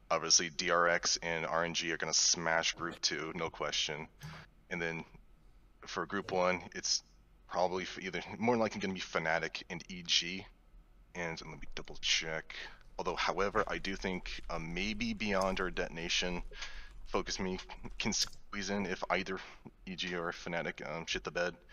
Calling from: Phoenix, Arizona, United States; calling from Phoenix, Arizona.

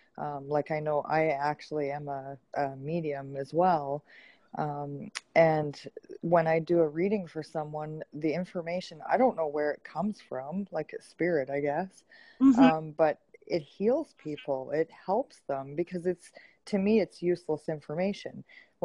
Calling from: Alberta, Canada; I'm in Alberta, Canada.

